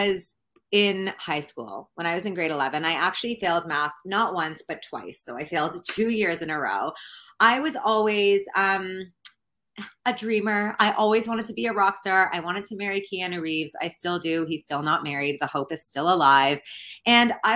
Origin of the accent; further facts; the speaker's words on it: Canada; I'm from Canada